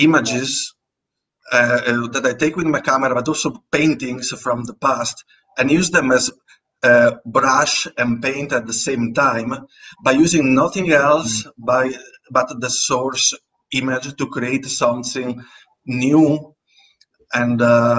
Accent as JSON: {"language": "English", "country": "Italy", "first_language": "Italian", "second_language": "English", "said": "Italian is my first language"}